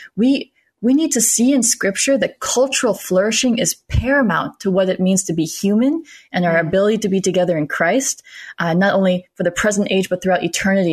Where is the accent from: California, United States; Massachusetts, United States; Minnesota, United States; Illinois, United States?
Minnesota, United States; also born or lived in South Carolina; now in Austin, United States; born in South Carolina. I grew up in Minnesota and now I'm here in Austin, Texas.